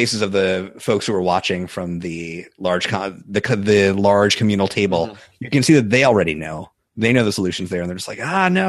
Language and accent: English; New York, United States; growing up in New York, you don't learn anything about college sports at all.